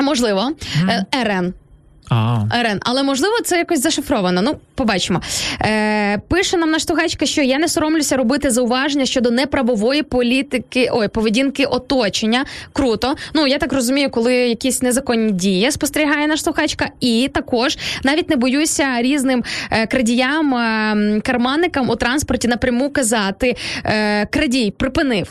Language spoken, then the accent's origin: Ukrainian; Sarny, Rivne Oblast, Ukraine; moved away; з мого рідного міста Сарн